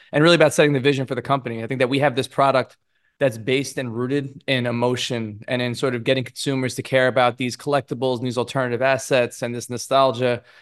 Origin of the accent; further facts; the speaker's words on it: New York City, New York, United States; I grew up in Brooklyn in a really diverse neighborhood